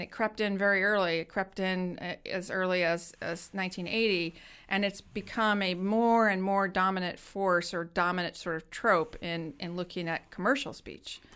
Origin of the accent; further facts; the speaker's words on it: United States; growing up in America